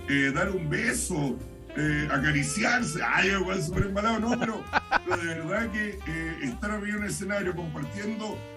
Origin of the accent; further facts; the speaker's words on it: San Joaquín, Santiago Metropolitan Region, Chile; Yo soy de San Joaquín, pero mi corazón está en la Florida porque vivo una cuadra en la Florida